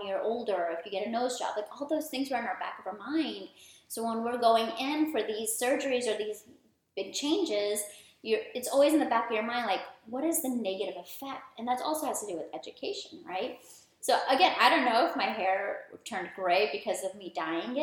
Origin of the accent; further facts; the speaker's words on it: United States; also born or lived in India; raised here. I've been here my whole life. I was born in India